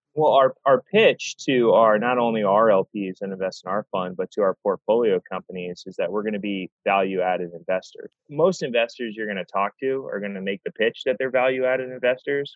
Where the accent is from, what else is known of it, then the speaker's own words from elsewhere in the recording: North Carolina, United States; also born or lived in Massachusetts; I grew up in North Carolina